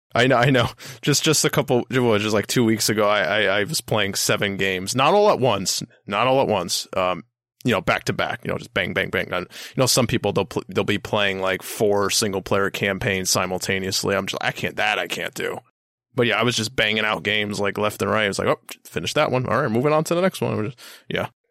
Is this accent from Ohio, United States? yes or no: no; Long Island, New York, United States; also born or lived in Bronx, New York; I've lived on Long Island pretty much my entire life. I was born in the Bronx, you know, I was, we moved to Long Island when I was, like, b, not even one. So, pretty much raised my entire life here